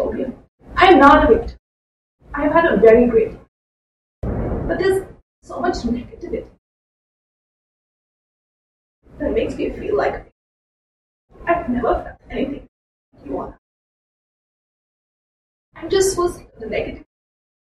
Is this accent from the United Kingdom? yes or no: no; India; moved away as an adult; now in New York, United States; I was born and brought up in India